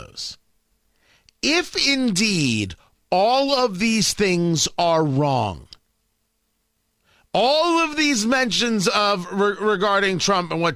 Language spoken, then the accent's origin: English; United States; I'm an American.